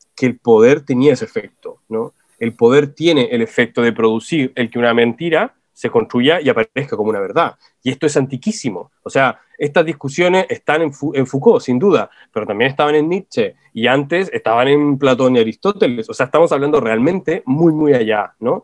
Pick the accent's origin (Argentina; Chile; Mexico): Chile; acá en Chile